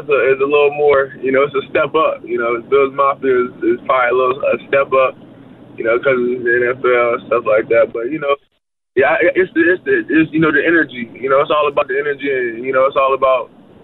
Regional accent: Virginia, United States; moved away; I'm from Virginia, you know, we get a snow. I remember as a kid, we had like a snowstorm

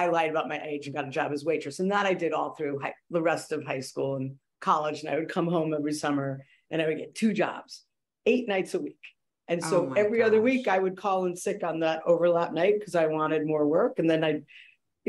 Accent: New York City, New York, United States; We grew up in the Bronx

